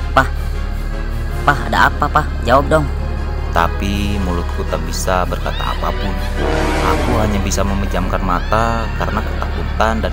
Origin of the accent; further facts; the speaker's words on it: Majalengka, West Java, Indonesia; born there; Aku lahir di Majalengka.